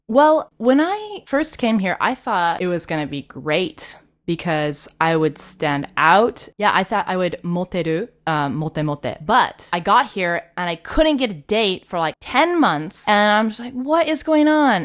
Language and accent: English; Katy, Texas, United States; moved away as an adult; now in Osaka, Japan; I grew up in Texas. My parents are from California